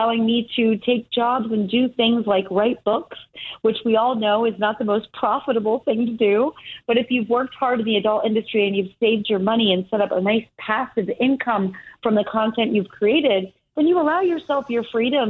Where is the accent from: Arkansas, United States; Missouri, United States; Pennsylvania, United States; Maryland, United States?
Pennsylvania, United States; Easton; moved away as an adult; also born or lived in California; I grew up in Easton, Pennsylvania. I went to Easton High School